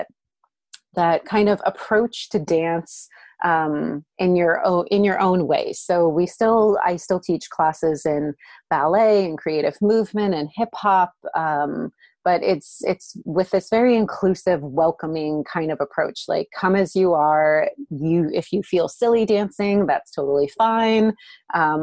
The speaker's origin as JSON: {"language": "English", "region": "California", "country": "United States", "moved": "as an adult", "lives_now": "upstate New York, United States", "said": "I'm from California originally"}